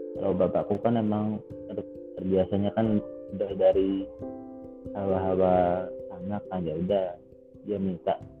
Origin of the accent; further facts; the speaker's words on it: Central Java, Indonesia; aku lahir di tanah Jawa, besar di tengah Jawa